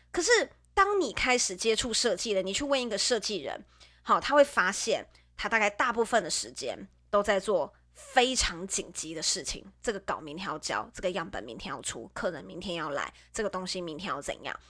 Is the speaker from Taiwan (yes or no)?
yes; Nantou County, Taiwan; moved away; 我自己本身不是北部人，我自己本身是中部人，我是南投人